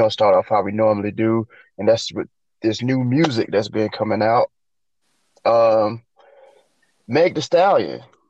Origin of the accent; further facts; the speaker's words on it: Florida, United States; I'm from Florida.